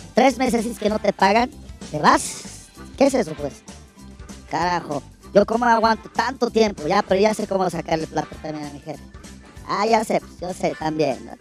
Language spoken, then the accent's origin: Spanish; El Alto, La Paz, Bolivia; alteño soy, alteño soy yo, puta, todo el alto me conozco